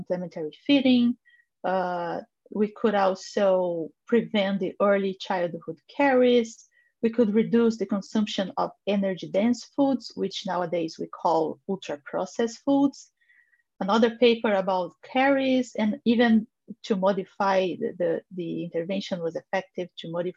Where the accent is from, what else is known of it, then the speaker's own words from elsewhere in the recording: Brazil; I am a nutritionist from Brazil